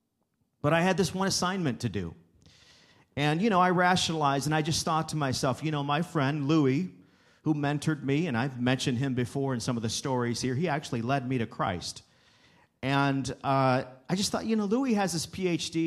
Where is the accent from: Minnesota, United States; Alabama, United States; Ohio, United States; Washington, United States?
Ohio, United States; Wauseon; also born or lived in Abilene, Texas; Northwest Ohio is where I landed. In fact, that's my area where I grew up. I came back to my hometown of Wauseon, Ohio